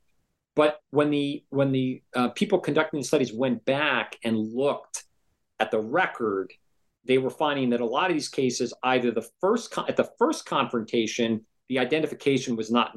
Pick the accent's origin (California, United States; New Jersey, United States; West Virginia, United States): New Jersey, United States; I grew up in New Jersey